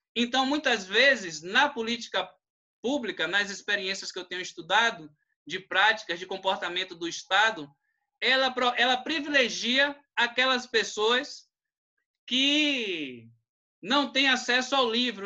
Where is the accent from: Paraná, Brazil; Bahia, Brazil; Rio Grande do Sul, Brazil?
Bahia, Brazil; Cachoeira; eu sou de Cachoeira